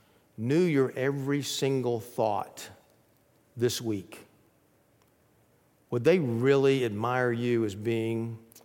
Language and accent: English; Athens, Georgia, United States; I grew up in Athens, Georgia, and right down the road from that is Atlanta, a place called Stone Mountain.